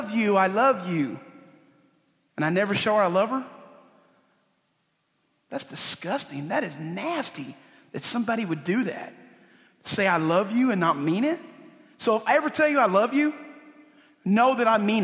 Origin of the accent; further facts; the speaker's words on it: Oklahoma, United States; a Indian guy from Oklahoma